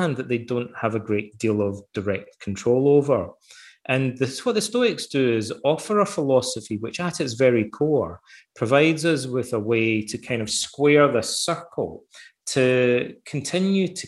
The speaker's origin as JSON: {"language": "English", "town": "Ayr", "region": "Scotland", "country": "United Kingdom", "tie": "born or raised there", "said": "as a boy growing up in Ayr, I had to read the poems of Robert Burns"}